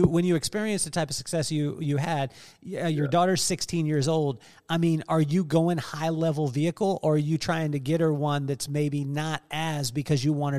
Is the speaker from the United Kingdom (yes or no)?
yes; England, United Kingdom; born there; also born or lived in Taiwan; We lived in yeah. England. I was born in England. We lived in Taiwan. We moved around the country.